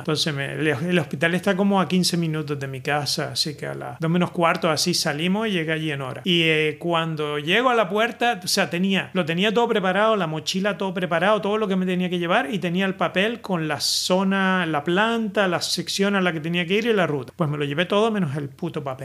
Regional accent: Spain; now in Netherlands; yo soy español

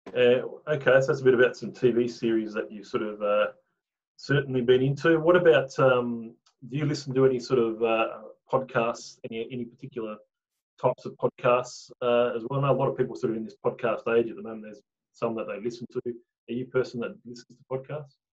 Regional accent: Tasmania, Australia; now in Brisbane, Australia; I came from Tasmania

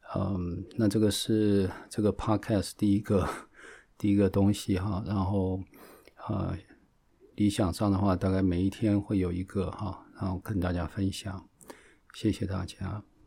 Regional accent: Taiwan; moved away as an adult; now in California, United States; 我从台湾来一九六零年生的，我二十四岁来美国，嗯，然后我在台湾的时候，啊，退学退了三次，啊，高中的时候退学退三次

